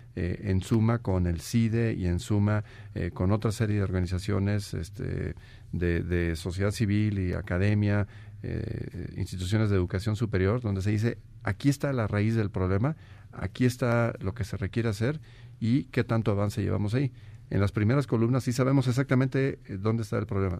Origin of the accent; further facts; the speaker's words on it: Guanajuato, Mexico; soy oriundo de Guanajuato